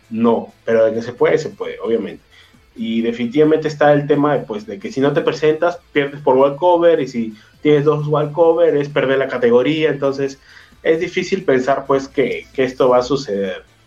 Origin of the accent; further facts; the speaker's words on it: Peru; uno como peruano